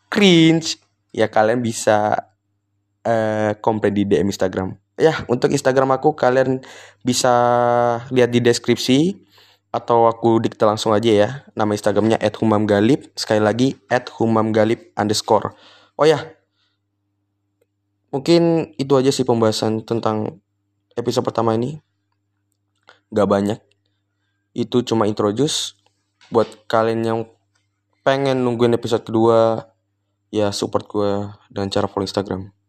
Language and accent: Indonesian; Tarakan, North Kalimantan, Indonesia; bingung nih kalau di daerah aku Tarakan tuh kayak nggak biasa banget ngomong gua gua gitu jadi biasanya aku kamu gitu